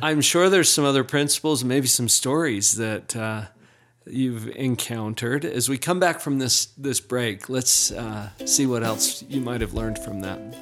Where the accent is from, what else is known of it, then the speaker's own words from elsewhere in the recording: Utah, United States; accent: Utah English; I learned Utah English.